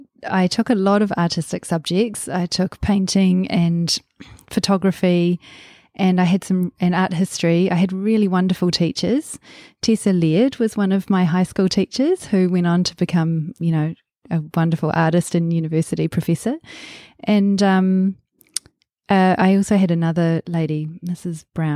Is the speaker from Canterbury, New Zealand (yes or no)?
no; Waikato, New Zealand; also born or lived in Auckland; I was born in Auckland and quite soon, when I was quite small, about 18 months old, moved down to the Waikato and spent probably about the first 10 years of my life there on a farm, growing up on a farm there.